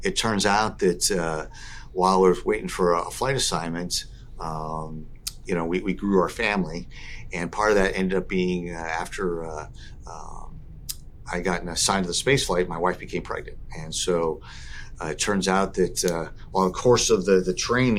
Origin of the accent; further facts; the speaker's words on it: Southern California, United States; as a young kid growing up in Southern California